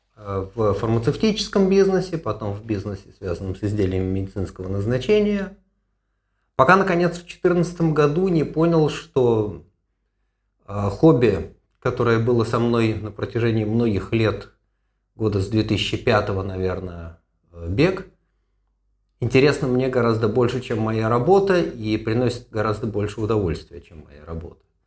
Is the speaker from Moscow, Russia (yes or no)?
yes; Moscow, Russia; moved away as an adult; now in Haifa, Israel; я э, родом из Москвы, в 85-м закончил медицинский институт